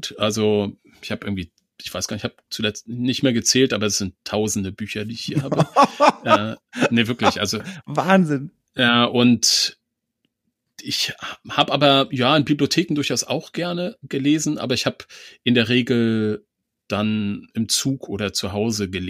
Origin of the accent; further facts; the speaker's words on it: East Germany, Germany; Ich habe auch noch diesen alten Atlas meiner Großeltern, den besitze ich noch. Das war, ähm, ich komme aus dem Osten, das war Volk und Wissen, glaube ich.